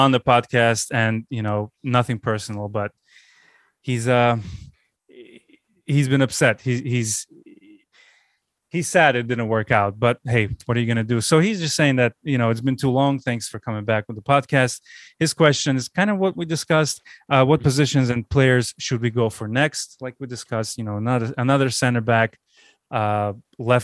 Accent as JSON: {"language": "English", "town": "Baku", "country": "Azerbaijan", "tie": "born or raised there", "moved": "yes", "said": "my hometown, Baku, I just came back from a 16-day vacation 20 years after I left."}